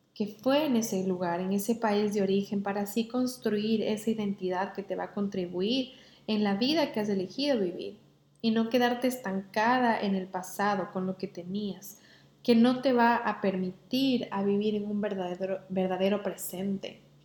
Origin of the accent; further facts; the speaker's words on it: Ecuador; moved away as an adult; now in England; mi cuerpo estaba con los pies en Inglaterra y mi mente estaba en Ecuador con mis amigos o con mi familia